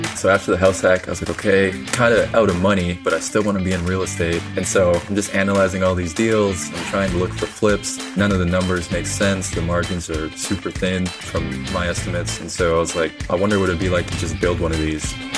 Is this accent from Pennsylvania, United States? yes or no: no; Saint Paul, Minnesota, United States; moved away as an adult; also born or lived in Tulsa, Oklahoma; now in Houston, United States; I'm originally from Saint Paul, Minnesota. So grew up in the cold up there